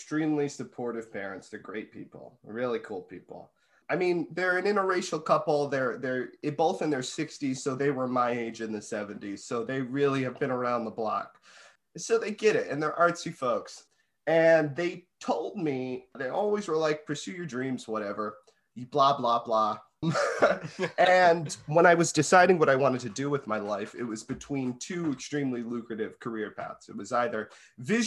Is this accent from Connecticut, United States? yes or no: yes; Connecticut, United States; I'm from Connecticut.